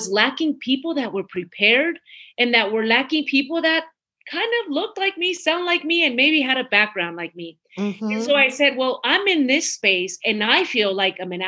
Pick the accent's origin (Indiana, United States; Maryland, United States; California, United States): California, United States; Midway City; English is a second language; also born or lived in Mexico City, Mexico / Orange, California; we came here in 1978, and I lived in Midway City. I don't think a lot of people know Midway City, but that's where I grew up, right, in Orange County